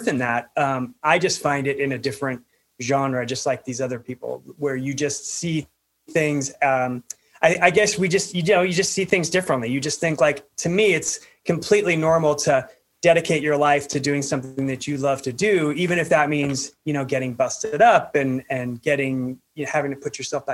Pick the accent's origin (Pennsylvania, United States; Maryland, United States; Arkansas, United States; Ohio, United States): Pennsylvania, United States; I grew up in Pennsylvania, so not a lot of climbing there